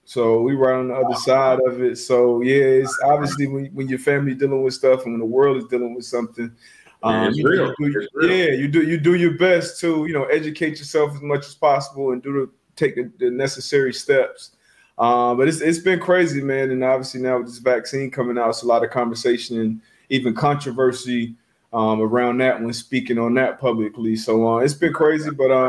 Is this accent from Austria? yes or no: no; Frankfurt, Hesse, Germany; born there; Yeah, I was born in Germany.